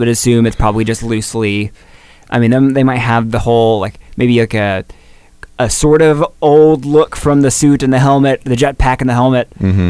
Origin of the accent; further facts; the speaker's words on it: the South, United States; growing up in the South